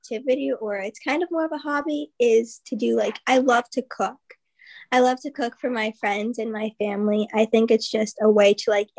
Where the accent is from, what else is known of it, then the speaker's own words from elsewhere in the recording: New Jersey, United States; now in Ohio, United States; New Jersey.